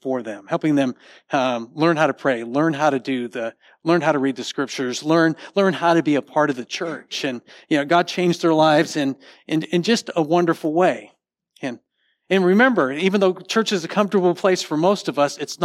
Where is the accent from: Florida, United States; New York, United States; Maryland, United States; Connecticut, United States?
Connecticut, United States; now in Texas, United States; I grew up in Connecticut, and we had dominoes up there